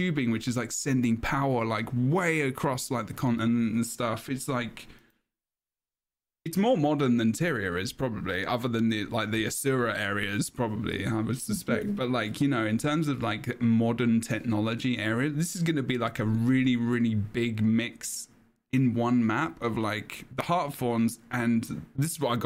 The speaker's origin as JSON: {"language": "English", "region": "England", "country": "United Kingdom", "said": "I'm English"}